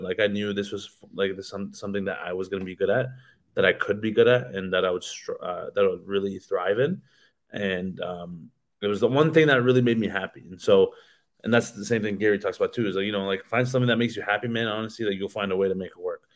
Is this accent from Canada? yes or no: yes; Canada; in my hometown